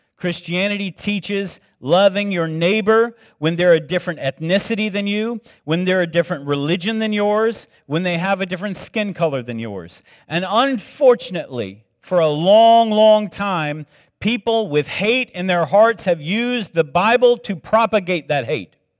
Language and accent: English; South Carolina, United States; moved away; I grew up in South Carolina